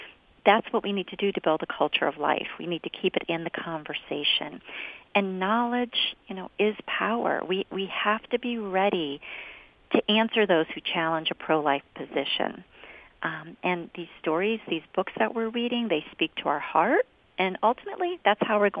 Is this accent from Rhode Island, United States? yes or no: no; Scranton, Pennsylvania, United States; I was born and raised in Scranton